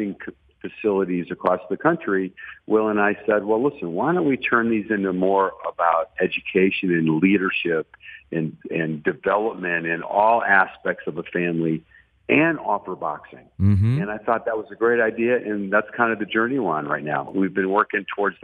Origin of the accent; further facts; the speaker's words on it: Detroit, Michigan, United States; moved away as an adult; also born or lived in Tallahassee; now in Dallas, United States; we were raised in, you know, lower class America in the city of Detroit, just outside of downtown